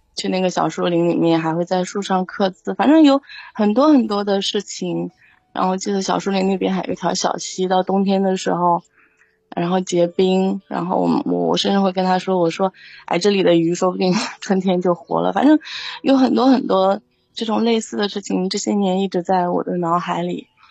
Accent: Xuzhou, Jiangsu, China; 我不是北京人，我老家是江苏徐州啊

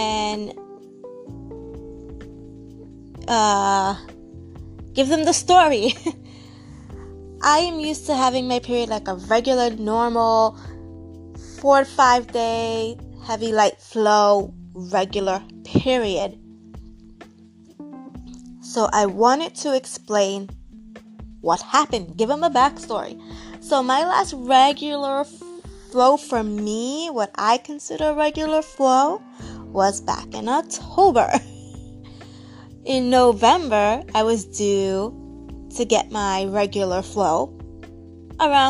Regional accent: New York, United States; moved away as an adult; now in Florida, United States; I currently live in Florida. It's going on 4 years. And I've always lived in New York. I'm a New Yorker

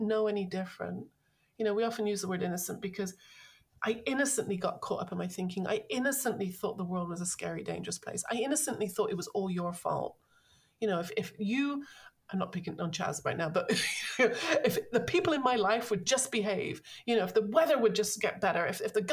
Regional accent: London, United Kingdom; I grew up, I'm from London.

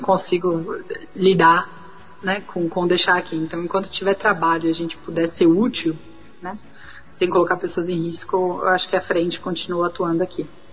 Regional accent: São Paulo, Brazil; now in Ukraine; Eu sou de São Paulo

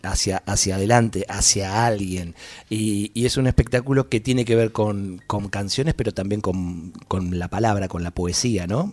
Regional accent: Ramos Mejía, Buenos Aires Province, Argentina; soy de Ramos Mejía

